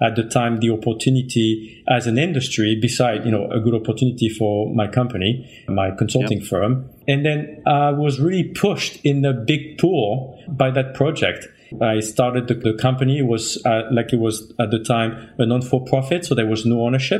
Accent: France; moved away as an adult; now in United States; I'm from France originally, moved in the States over 20 years ago now.

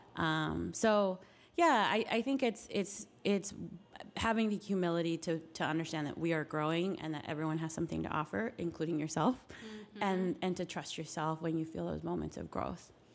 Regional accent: Carson City, Nevada, United States; moved away as an adult; also born or lived in Reno, Nevada; now in Washington, D.C., United States; I came from rural Nevada, so a much smaller city. I grew up in Carson City, went to college in Reno, and moved right to DC.

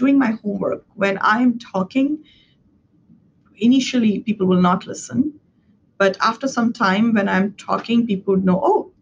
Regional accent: India; English is a second language; moved away as an adult; now in United States; when I was growing up in India

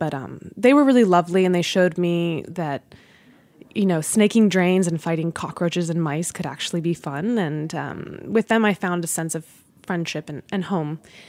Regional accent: Washington, District of Columbia, United States; born there; also born or lived in Virginia / New Jersey; now in New York, United States; I was born in Washington, D.C., around Silver Spring, Maryland, and then we moved to Virginia, and then to New Jersey, and then later I moved to New York.

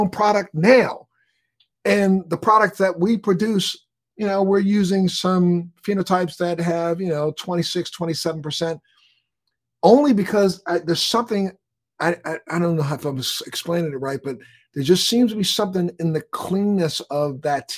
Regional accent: Baltimore, Maryland, United States; moved away; I'm from Maryland. I'm from Baltimore

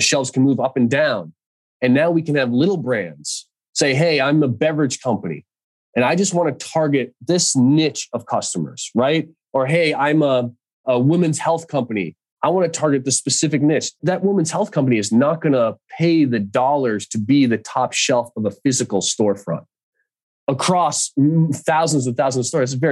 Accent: Boston, Massachusetts, United States; moved away as an adult; now in Santa Cruz, United States; I grew up in Boston, so East Coast roots. Now live in Santa Cruz

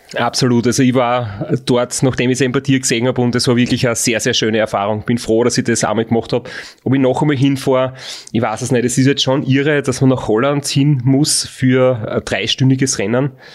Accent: Austria; bei uns in Österreich ist ein Frotz, wie wir sagen, äh, ein schlecht erzogenes Kind

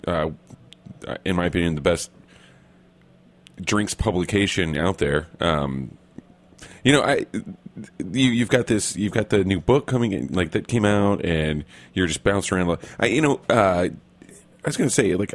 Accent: Oklahoma, United States; we're both from Oklahoma

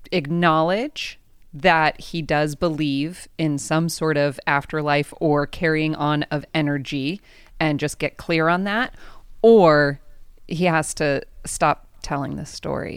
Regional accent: San Diego, California, United States; I grew up here in San Diego.

